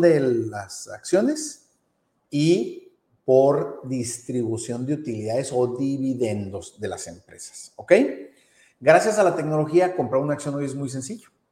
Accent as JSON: {"language": "Spanish", "country": "Mexico", "said": "nosotros que somos mexicanos"}